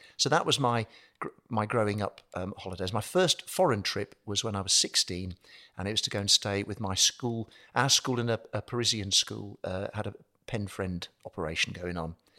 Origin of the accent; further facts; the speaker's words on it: Birmingham, West Midlands, United Kingdom; moved away; I'm a Brummie